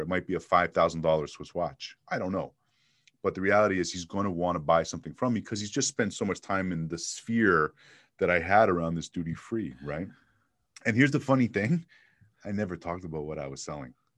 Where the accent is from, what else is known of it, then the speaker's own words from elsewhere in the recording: Montreal, Quebec, Canada; moved away as an adult; also born or lived in Toronto / Miami; now in Phoenix, United States; I was born and raised in Montreal.